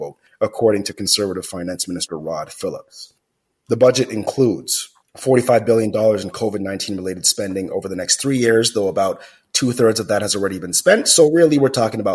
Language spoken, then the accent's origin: English; Jamaica; moved away; I grew up in Jamaica, and in my most formidable years as a kid, I didn't have any hot water.